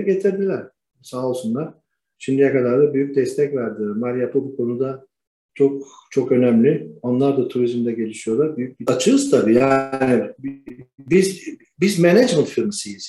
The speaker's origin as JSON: {"language": "Turkish", "region": "Istanbul", "country": "Turkey", "tie": "born or raised there", "also_born_or_lived": "Rumelia (ancestry)", "moved": "as an adult", "lives_now": "Sanya, China", "said": "İstanbul doğumluyum."}